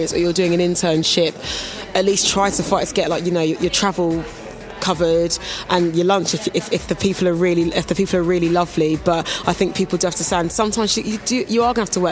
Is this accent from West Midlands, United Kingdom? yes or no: no; Kingston upon Thames, London, United Kingdom; I'm from Kingston originally, and the local radio station at the time was called Thames FM